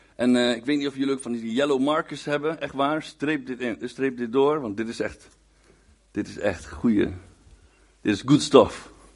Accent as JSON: {"language": "Dutch", "town": "Winterswijk", "region": "Gelderland", "country": "Netherlands", "tie": "born or raised there", "also_born_or_lived": "Hengelo", "moved": "yes", "said": "ik kom trouwens oorspronkelijk uit Winterswijk, daar ben ik geboren en getogen"}